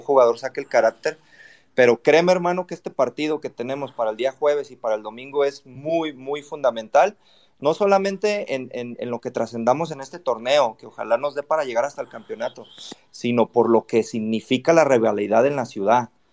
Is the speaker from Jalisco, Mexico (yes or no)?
yes; Guadalajara, Jalisco, Mexico; yo soy tapatío